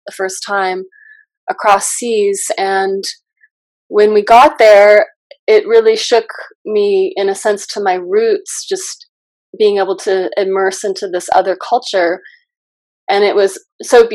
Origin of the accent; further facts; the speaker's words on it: Southern California, United States; moved away as an adult; also born or lived in Los Angeles / India; now in Ashland, United States; I grew up in primarily Southern California